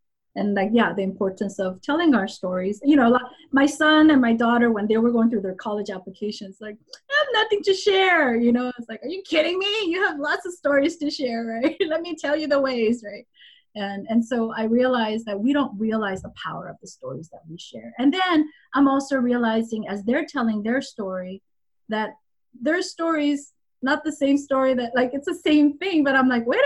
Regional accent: Los Angeles, California, United States; English is a second language; also born or lived in Korea; I'm from Los Angeles. I was in college when the 92 LA riot broke out

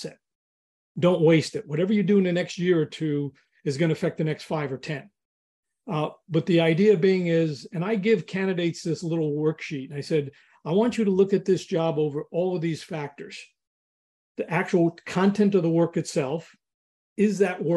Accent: New York, United States; I grew up in New York

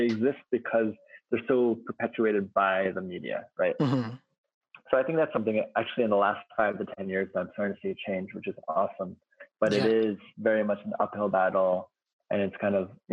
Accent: United States; as an American

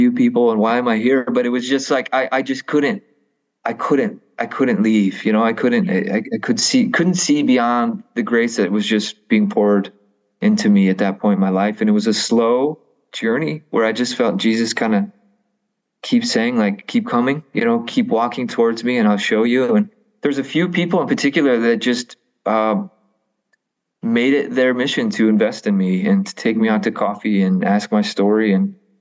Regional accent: the Midwest, Illinois, United States; I grew up in a wonderful home. I am a product of Catholic education and, being a Catholic is very much an identity thing here in the Midwest

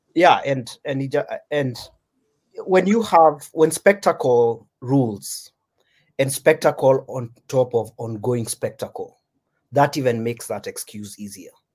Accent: Kenya; As Kenyans, yeah, as Kenyan writers

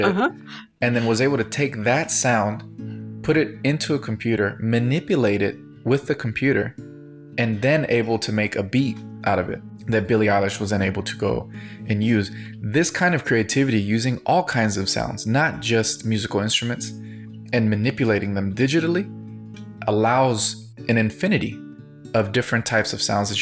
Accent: United States; as a Latino growing up in the United States

